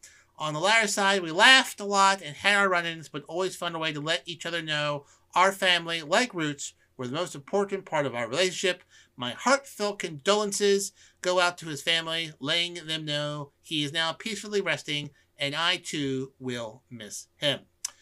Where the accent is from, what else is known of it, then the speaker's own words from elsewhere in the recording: Philadelphia, Pennsylvania, United States; Now, I am from the Philadelphia area